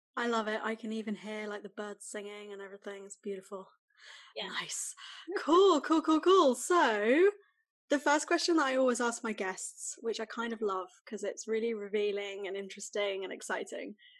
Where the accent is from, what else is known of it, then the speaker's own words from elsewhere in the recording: United Kingdom; as a British person